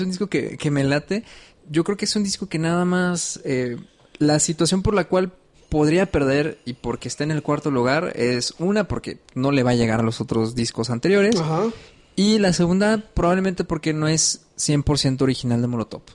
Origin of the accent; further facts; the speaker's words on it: Mexico; tú y yo entendemos tanto el contexto como mexicanos